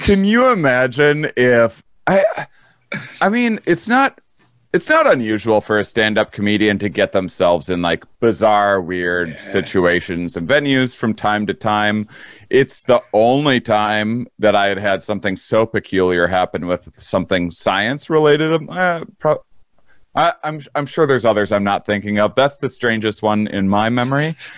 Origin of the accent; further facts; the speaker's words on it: Wisconsin, United States; moved away; I'm in Wisconsin. I came home when everything hit the fan. I came to my hometown